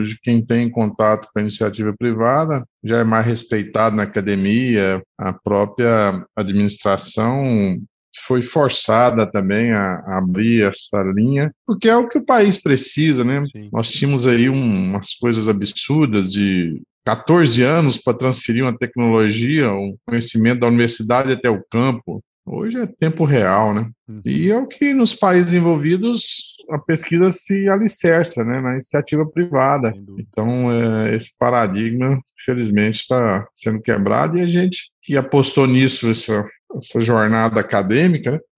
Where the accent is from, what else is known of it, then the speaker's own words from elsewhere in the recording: Goiânia, Goiás, Brazil; É, eu sou aqui de Goiás, sou nascido em Goiânia, cursei veterinária aqui na UFG